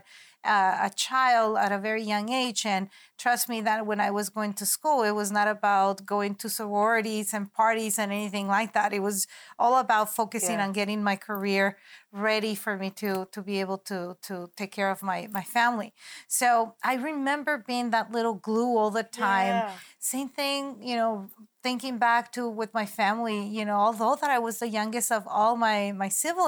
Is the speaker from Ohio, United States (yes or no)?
no; San Diego, California, United States; also born or lived in Tijuana, Mexico; I was born in San Diego, California, yeah, and raised in between Tijuana, Mexico, and San Diego, and that's why I call myself a border child.